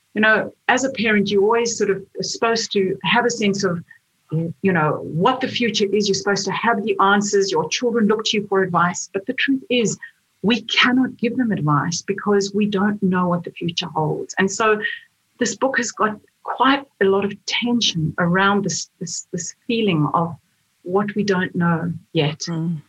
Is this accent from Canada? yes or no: no; South Africa; moved away as an adult; now in Australia; When I was in South Africa, I, I wasn't a writer. I was I was a lawyer